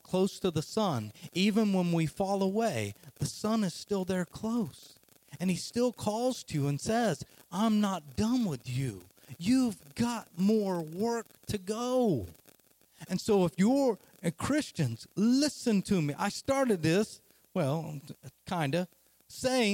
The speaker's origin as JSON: {"language": "English", "region": "Oklahoma", "country": "United States", "said": "I'm from Oklahoma, as you can hear the accent"}